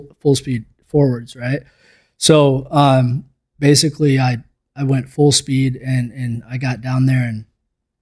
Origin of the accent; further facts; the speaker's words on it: Minnesota, United States; I grew up in Minnesota